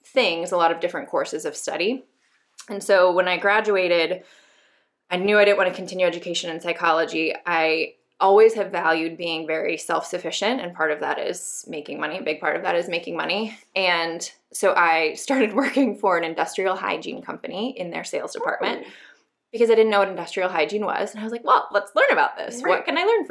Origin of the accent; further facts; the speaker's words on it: Denver, Colorado, United States; I am originally from Denver, Colorado, right outside of Denver.